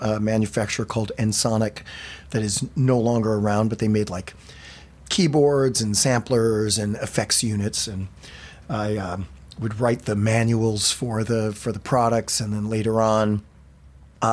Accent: Michigan, United States; moved away as an adult; also born or lived in Philadelphia; I grew up in Michigan

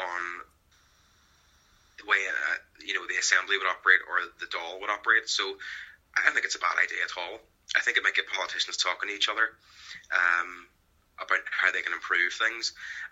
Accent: Northern Ireland, United Kingdom; I consider myself to be an Irish person. I am also a British person. I have dual identity that way. Same as many people here.

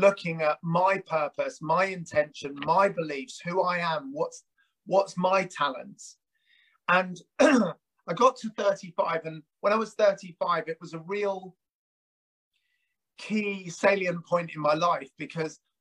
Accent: United Kingdom; also born or lived in South Africa; I emigrated with my brother and my parents in 1977

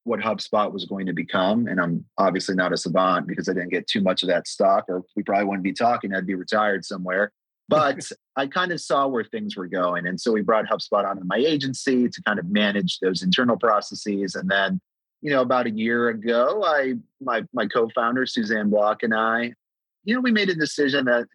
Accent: United States; also born or lived in Amsterdam, Netherlands; immigrated to the US when I was, 3 years old

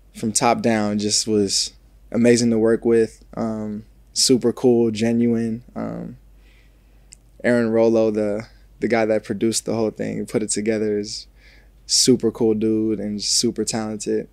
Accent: New Jersey, United States; moved away as an adult; also born or lived in Ohio; now in Los Angeles, United States; I'm a kid from New Jersey.

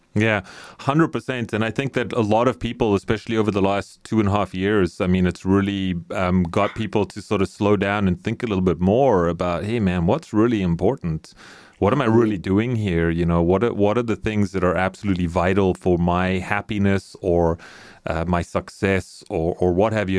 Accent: South Africa; I grew up in South Africa

